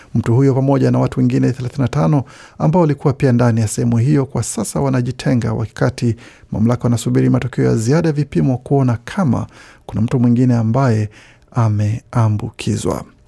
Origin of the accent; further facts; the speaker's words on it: South Kivu, DR Congo; now in Australia; Sisi ni Wakongomani, hatuko Wanyarwanda, tunasomea Kongo, tunatumika Kongo.